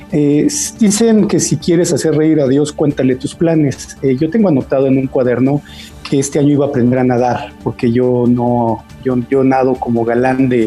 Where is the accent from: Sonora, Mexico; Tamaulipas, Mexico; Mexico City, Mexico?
Mexico City, Mexico; Yo soy de la Ciudad de México. ¿De qué eh, colonia? Eh, originalmente de niño de Jardín Balbuena, que era unos espacios abiertos y en donde podías estar toda la tarde afuera jugando